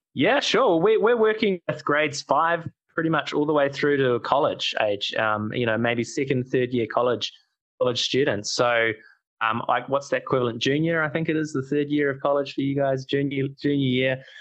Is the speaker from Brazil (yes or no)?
no; New Zealand; we, oh, from New Zealand